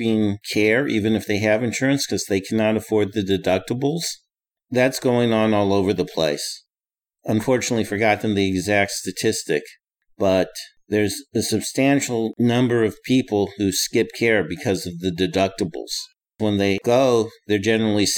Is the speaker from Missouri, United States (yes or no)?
yes; St. Louis, Missouri, United States; I'm originally from Missouri. I grew up in the St. Louis area.